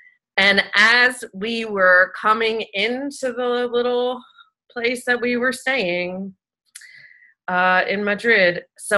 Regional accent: Italy; So I was on that trip with my ex-husband, and I'm Italian, and I'm from Italy, so it was a really special experience.

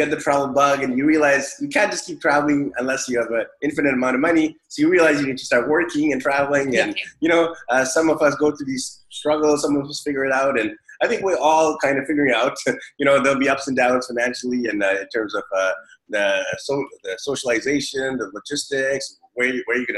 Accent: Vancouver, British Columbia, Canada; now in Taiwan; I'm from Vancouver, and in Vancouver, we get this 8 months of cloud and gloominess.

